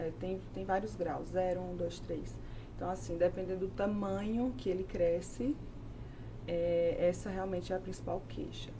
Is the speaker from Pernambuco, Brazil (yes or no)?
yes; Tabira, Pernambuco, Brazil; moved away as an adult; also born or lived in Recife; now in São Paulo, Brazil; eu sou pernambucana, eu moro aqui em São Paulo há cinco anos já